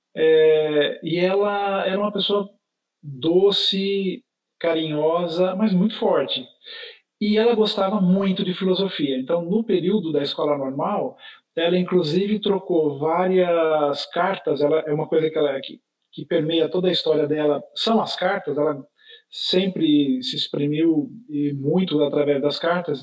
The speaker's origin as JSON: {"language": "Portuguese", "town": "São José do Rio Pardo", "region": "São Paulo", "country": "Brazil", "moved": "yes", "lives_now": "São Paulo, Brazil", "said": "nós somos de uma cidade do interior de São Paulo, que fica a, a 270 quilômetros da cidade de São Paulo, em direção do norte, passando por Campinas, em direção da, da, da divisa com Minas Gerais, uma cidade chamada São José do Rio Pardo"}